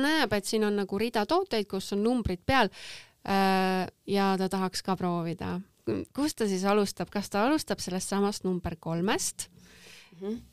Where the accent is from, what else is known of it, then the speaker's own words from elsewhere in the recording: Estonia; ma olen ainukene eestlane praegu